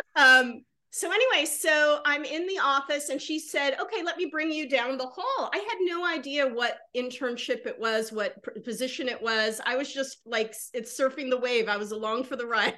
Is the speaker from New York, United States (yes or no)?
no; Georgia, United States; moved away; I'm living in the South. I grew up in Georgia